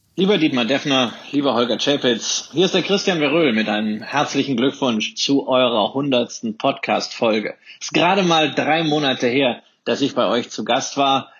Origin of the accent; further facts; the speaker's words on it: Rhineland, Germany; als Rheinländer